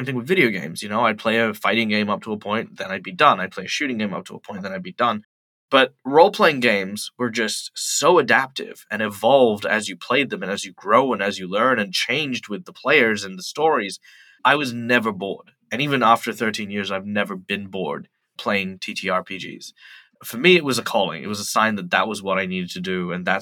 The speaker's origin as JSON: {"language": "English", "town": "Perth", "region": "Western Australia", "country": "Australia", "tie": "born or raised there", "said": "Perth, West Australia, which is my hometown"}